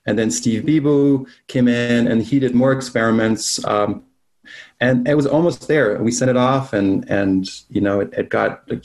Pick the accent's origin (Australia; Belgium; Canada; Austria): Belgium; now in United States; I'm from Belgium